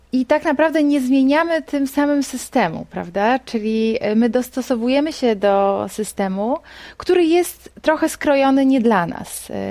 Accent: Poland; jesteśmy stąd, jesteśmy z Polski

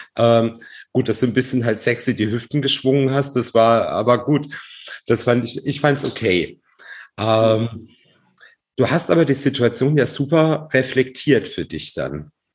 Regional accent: Baden-Baden, Baden-Württemberg, Germany; ich bin aus Baden-Baden

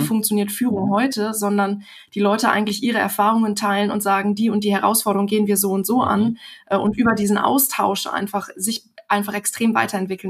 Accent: Germany; uns Deutsche

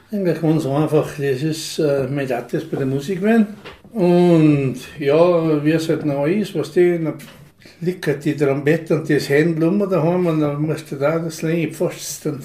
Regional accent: St. Jakob in Haus, Tyrol, Austria; Ich bin am 14. August 1953 geboren in St. Johann. Ja, ich bin der älteste von acht Kindern und bin aufgewachsen am Hofenberghof St. Jakob

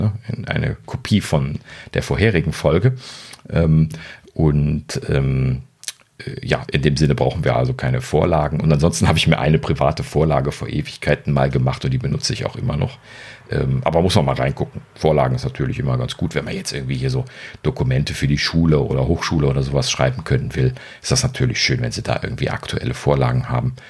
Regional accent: Germany; Ich als Deutscher

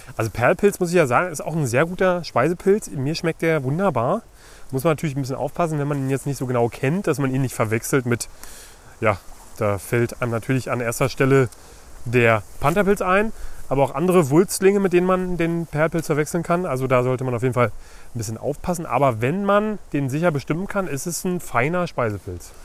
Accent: Brandenburg, Germany; hier bei uns in Brandenburg

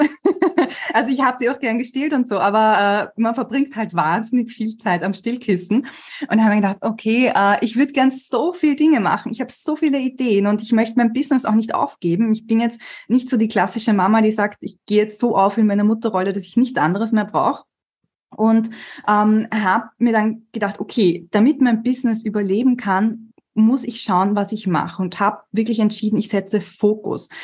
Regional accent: Vienna, Austria; ich bin halt gebürtige Wienerin

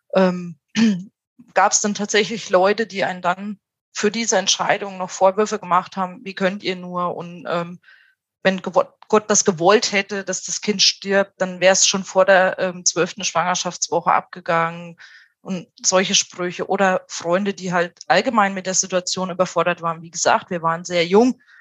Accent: Thuringia, Germany; now in Tübingen, Germany; wir sind beide aus Thüringen

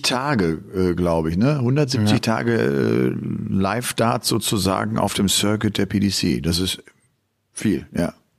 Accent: Cologne, North Rhine-Westphalia, Germany; Ich komme ja äh, aus Köln

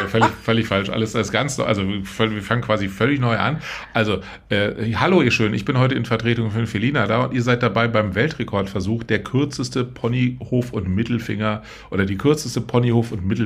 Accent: Babelsberg, Brandenburg, Germany; aus Babelsberg.

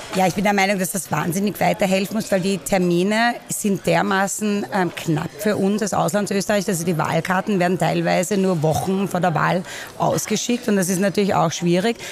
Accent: Vienna, Austria; moved away as an adult; now in Portland, United States; Ich bin gebürtige Wienerin aus Währing. Ähm, bin in Wien aufgewachsen, war hier die ersten 22 Jahre und bin dann nach Portland, Oregon umgezogen

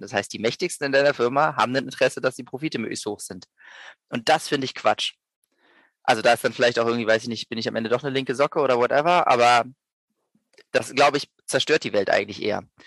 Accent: Berlin, Germany; moved away as an adult; also born or lived in Vienna; Ich komme ursprünglich aus Berlin, bin dann äh, zum Studieren nach Wien gegangen

